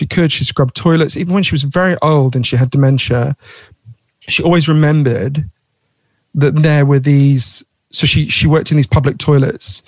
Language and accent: English; London, United Kingdom; I'm a Londoner as well